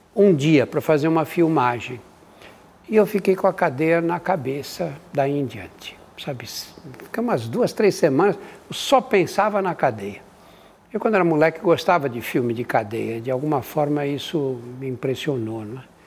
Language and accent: Portuguese; São Paulo, Brazil; eu nasci no Brás, o Brás era o bairro que recebia os imigrantes que vinham da Europa